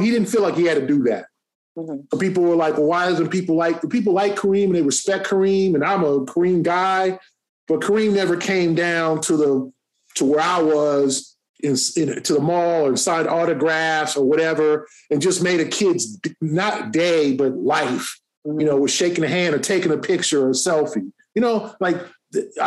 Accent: Los Angeles, California, United States; moved away; I grew up

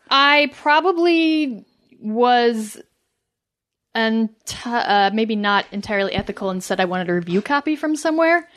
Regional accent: Missouri, United States; moved away as an adult; also born or lived in New York; I'm from Missouri, too

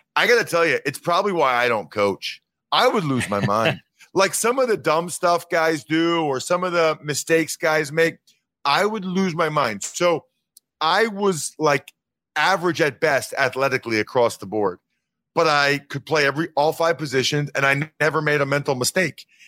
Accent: Reading, Pennsylvania, United States; I'm from Reading, Pennsylvania

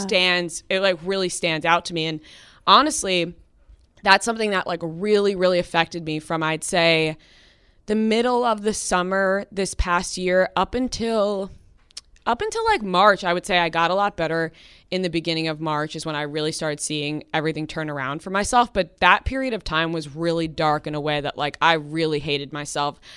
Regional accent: Long Island, New York, United States; I'm from Long Island, and my dad drove me into the city at least three, four times a week

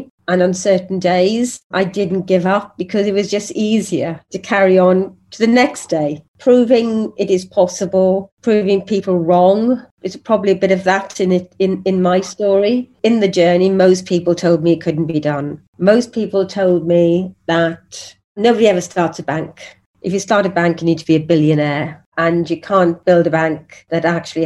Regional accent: Wales, United Kingdom; I'm a Welsh woman that's 5 foot tall

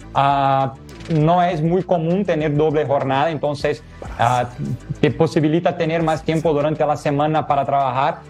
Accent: Rio de Janeiro, Brazil; Spanish is a second language; now in San Luis Potosí, Mexico; yo no soy de Porto Alegre, yo soy de Río de Janeiro, ah, en Brasil.

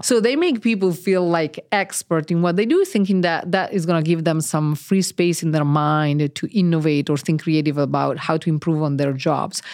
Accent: Italy; now in Cambridge; And I'm Italian. I was born in Italy

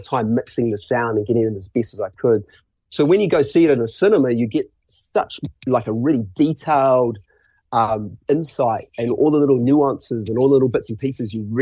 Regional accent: Christchurch, Canterbury, New Zealand; growing up in Christchurch, watching bands and watching acts

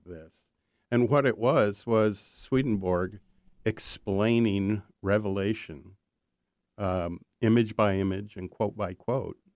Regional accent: Minnesota, United States; moved away; I grew up in Minnesota

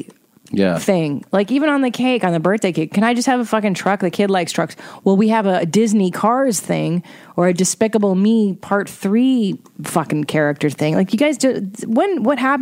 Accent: Windsor, Ontario, Canada; moved away; I was born in Canada, Windsor, Ontario, proud Windsor native.

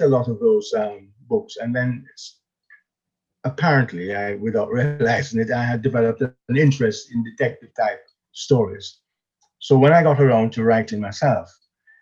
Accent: Jamaica; moved away as an adult; now in England; I was born in Jamaica, and I came to England in the mid-60s, quite a long while back, to study law

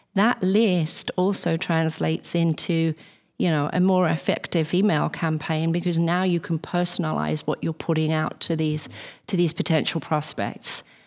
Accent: England, United Kingdom; as an English person

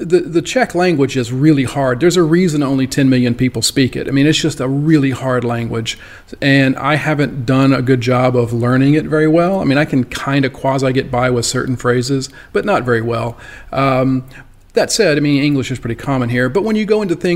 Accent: South Louisiana, United States; I grew up in South Louisiana

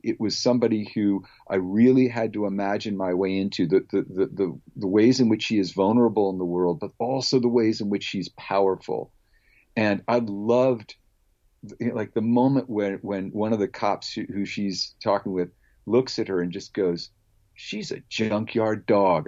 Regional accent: Palo Alto, California, United States; I was a kid growing up in Palo Alto, California

